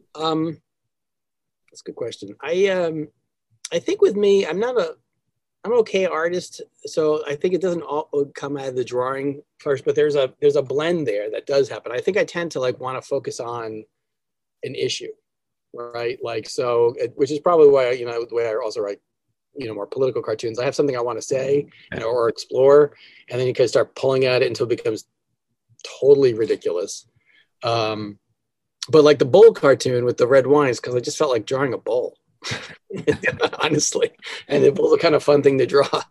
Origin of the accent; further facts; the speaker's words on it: New Jersey, United States; also born or lived in New York; growing up in New Jersey, I think it was one of those things my with my family when they raised me